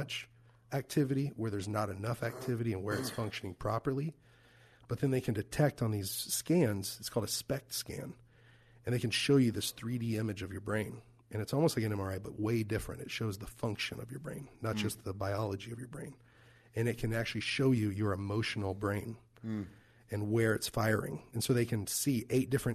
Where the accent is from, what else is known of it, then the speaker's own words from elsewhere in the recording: Fort Worth, Texas, United States; moved away; my hometown in Fort Worth, Texas